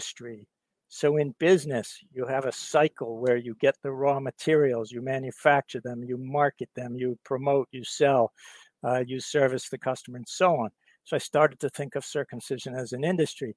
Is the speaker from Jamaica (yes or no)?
no; England, United Kingdom; also born or lived in Virginia, United States; now in Boston, United States; So I was born in England, and I'm a UK US citizen.